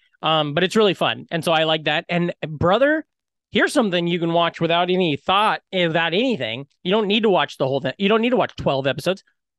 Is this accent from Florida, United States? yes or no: no; Iowa, United States; So then it's like a little bit of an opening and then it's like, hey, I'm from Iowa.